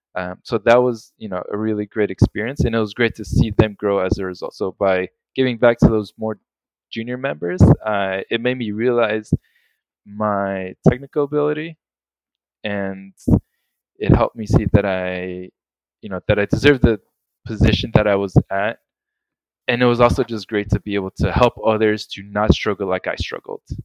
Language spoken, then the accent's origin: English; South Florida, United States; also born or lived in Colombia; I was born in Colombia, but then when I was six, my family moved to the States and I grew up in South Florida